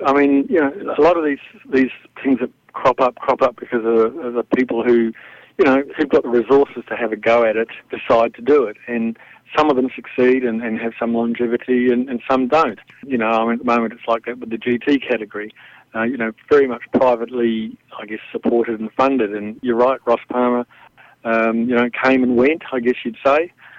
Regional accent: New Zealand; moved away; also born or lived in Europe; from the age of 14 when I grew up in New Zealand. I represented them internationally, and I ended up in Europe. I stayed on.

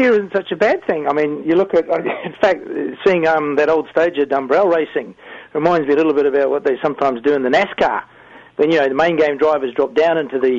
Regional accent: New Zealand; being a Kiwi

